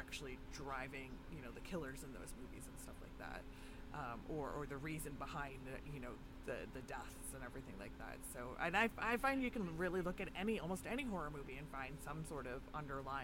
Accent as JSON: {"language": "English", "country": "Canada", "said": "I am a Canadian horror lover"}